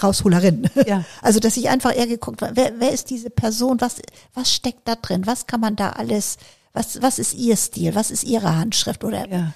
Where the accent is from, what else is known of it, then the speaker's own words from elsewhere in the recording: Bergenhusen, Schleswig-Holstein, Germany; also born or lived in Kiel; Ich bin in ja. Schleswig-Holstein auf dem Land groß geworden